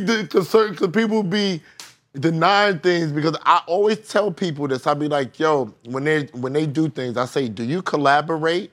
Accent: New York City, New York, United States; I'm from that side. I'm from 130. I'm from Rochdale

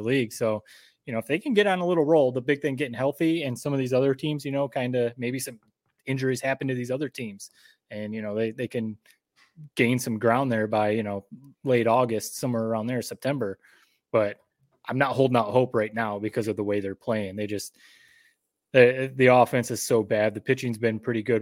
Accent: Michigan, United States; now in Connecticut, United States; born and raised in Michigan

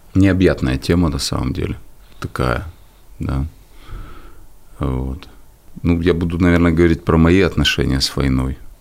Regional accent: Kyiv, Ukraine; в мой дом, в мой город, а я коренной киевлянин

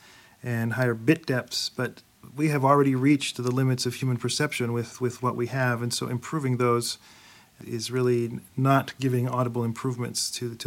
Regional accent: Thessaloniki, Central Macedonia, Greece; moved away; Thessaloniki? That's where I'm from. My mom still lives there.

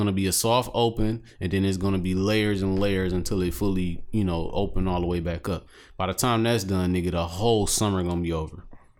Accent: Detroit, Michigan, United States; Excuse me, young man. I'm from Detroit City.

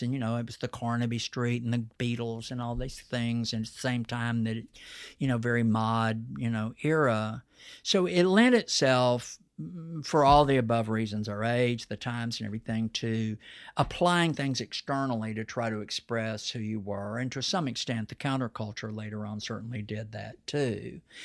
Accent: Texas, United States; accent: Texas twang; my Texas accent

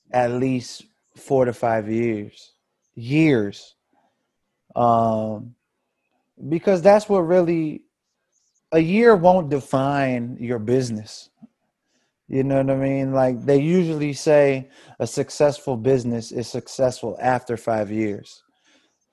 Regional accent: Fort Washington, Maryland, United States; growing up in Fort Washington. You know what I mean? Just being a Fort Washington cat, like, just a PG head

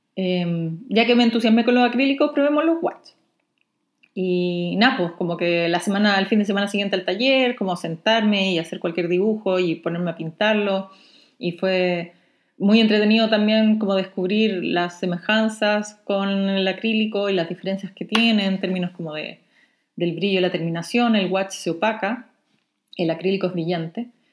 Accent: Chile; Soy la ilustradora chilena

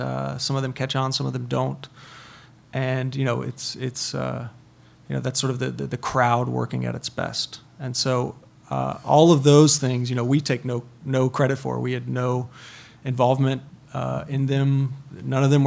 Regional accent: North Carolina, United States; I'm from North Carolina

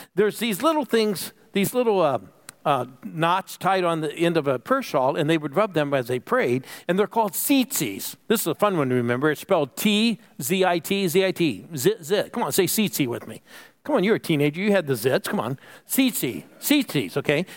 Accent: Phoenix, Arizona, United States; I'm from Phoenix

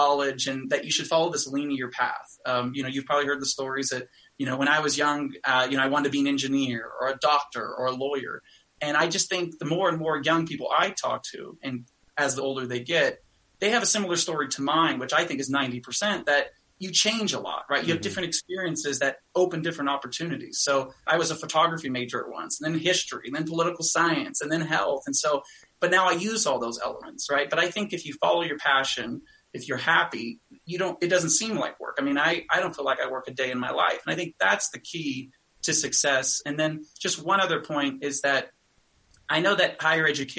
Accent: California, United States; I grew up in California

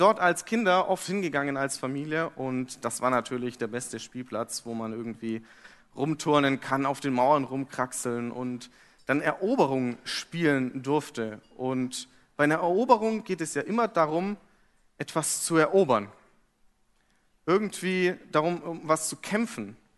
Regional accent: Fürth, Bavaria, Germany; moved away as an adult; now in Hamburg, Germany; Und ich komme aus Fürth.

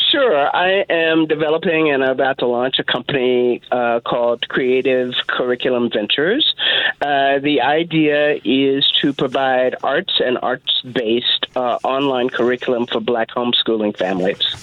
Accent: Texas, United States; I grew up in Texas, uh, and I grew up in Texas in the in the fifties and sixties

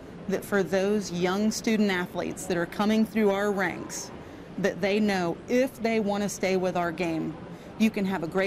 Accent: Georgia, United States; I grew up in Georgia and was very fortunate to play at Georgia Tech

